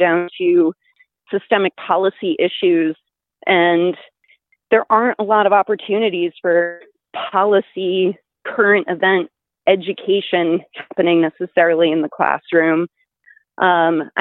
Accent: Berne, New York, United States; as a kid growing up in Bern, I mean, I was surrounded by cows. I grew up on a farm

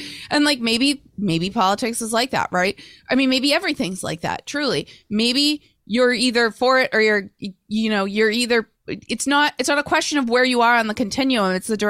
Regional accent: Melrose, Massachusetts, United States; Tom and I were both born in 1973. Tom is from Winchester. I grew up in Melrose, not far away.

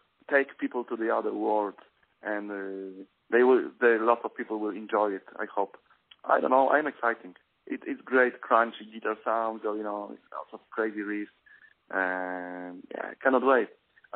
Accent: Krakow, Lesser Poland, Poland; living in Poland right now. In Krakow is my hometown

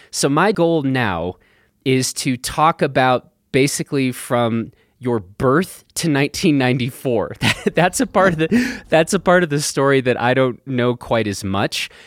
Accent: Vermont, United States; also born or lived in Germany; I grew up in Vermont.

